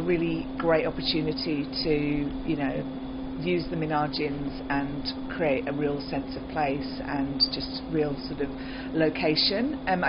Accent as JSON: {"language": "English", "area": "West Country", "region": "South West England", "country": "United Kingdom", "tie": "born or raised there", "moved": "as an adult", "lives_now": "Australia", "said": "I grew up in the West Country in the UK, which is a bit OOR, combine harvester, and cider and scrumpy."}